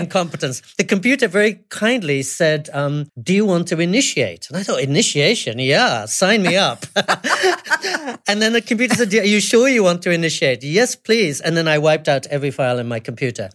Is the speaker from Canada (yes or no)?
no; England, United Kingdom; moved away; also born or lived in California / New York City / Japan; I was brought up in England